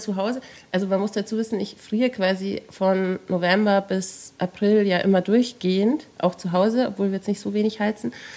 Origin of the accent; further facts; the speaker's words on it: Regensburg, Bavaria, Germany; now in Munich, Germany; ich komme aus Regensburg, da kann man Bratwürste essen